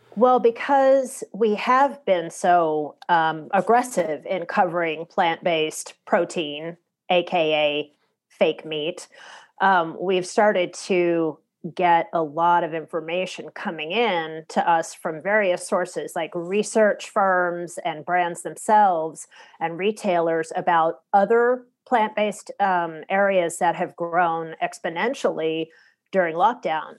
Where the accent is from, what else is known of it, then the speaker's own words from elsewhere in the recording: the South, United States; moved away; I am from the South originally